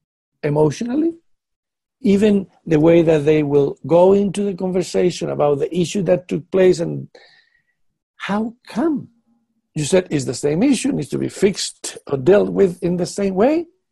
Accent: United Kingdom; now in Netherlands; You know, being a British man living in Netherlands, that Netherlands people do not think like British people.

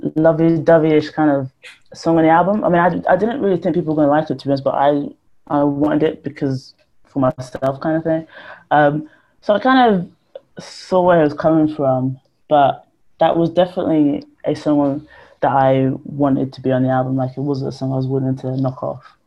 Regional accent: Ponders End, London, United Kingdom; the flats I grew up in Ponders End

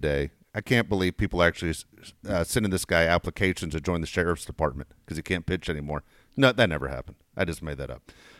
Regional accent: San Diego, California, United States; also born or lived in Los Angeles; I was born in LA, but I'm a San Diego guy.

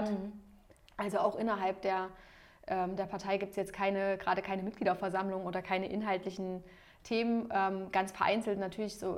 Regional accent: Jena, Thuringia, Germany; ich bin selber ähm, in Jena geboren und auch aufgewachsen

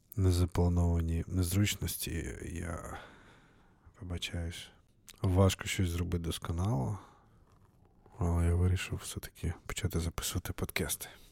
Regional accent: Novovolynsk, Volyn Oblast, Ukraine; moved away as an adult; now in Seattle, United States; А сам я з України, з е, Волинської області, Західної України, місто Нововолинськ

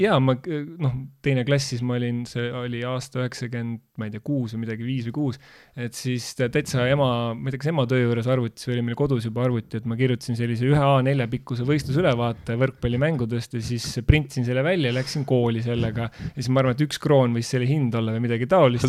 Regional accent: Tartu, Tartu County, Estonia; Tartu, tartlasena

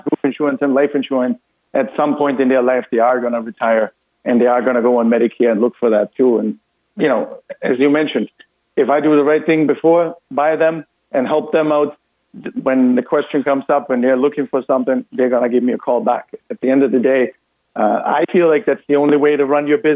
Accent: Austria; English is a second language; moved away as an adult; also born or lived in Massachusetts; now in United States; as you can probably hear by my accent, I'm actually Austrian by birth

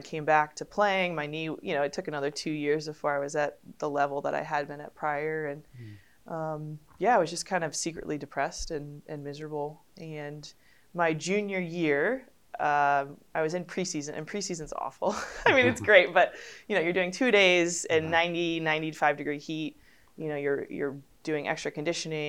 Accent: Connecticut, United States; I grew up in Connecticut

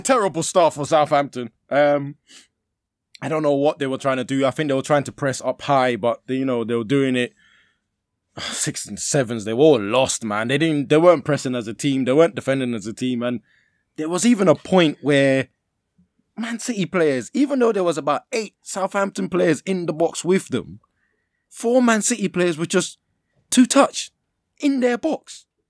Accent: Nigeria; as a Nigerian

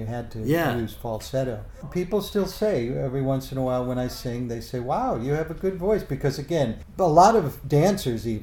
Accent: Chicago, Illinois, United States; I was raised on the south side of Chicago and inner city.

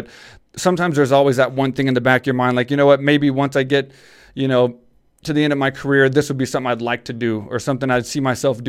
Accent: Houston, Texas, United States; moved away; I'm from Houston, Texas. So I grew up a small-town Texas boy.

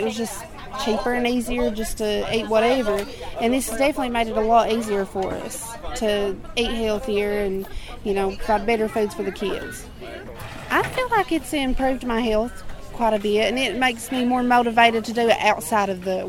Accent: Whitesburg, Kentucky, United States; I'm from Whitesburg, Kentucky.

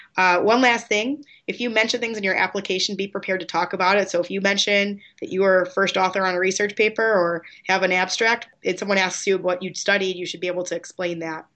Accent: Chicago, Illinois, United States; I grew up in Chicago.

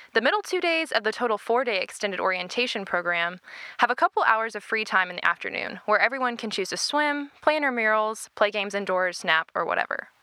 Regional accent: Arlington, Texas, United States; from Arlington, Texas

